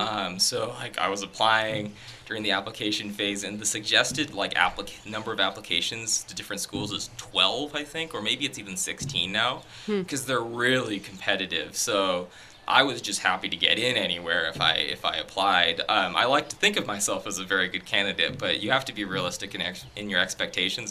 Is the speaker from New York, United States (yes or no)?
no; Tigard, Oregon, United States; moved away as an adult; now in Canada; my high school psychology teacher um, was a fantastic teacher. He actually won a national award mm. for uh, teaching um, at my high school. Um, in Tigard, Oregon